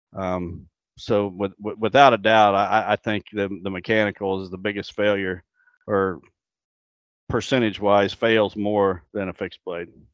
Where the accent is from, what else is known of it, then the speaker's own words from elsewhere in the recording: Illinois, United States; my home state of Illinois